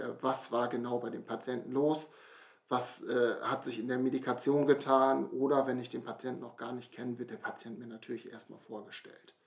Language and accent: German; near Brake, Lower Saxony, Germany; Komme hier aus der Nähe von Brake, bin auch hier aufgewachsen